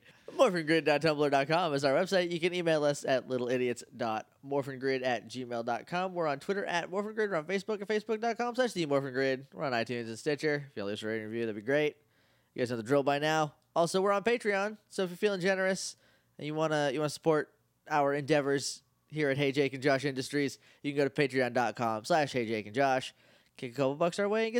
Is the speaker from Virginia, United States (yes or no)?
no; New Jersey, United States; Coincidentally, I grew up near Hackensack in New Jersey.